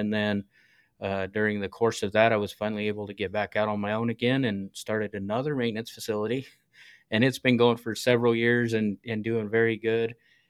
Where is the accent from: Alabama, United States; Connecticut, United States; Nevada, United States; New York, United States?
Nevada, United States; also born or lived in New Mexico, United States; So I was born in New Mexico, and then my dad and my grandpa got jobs at the gold mines up in northern Nevada.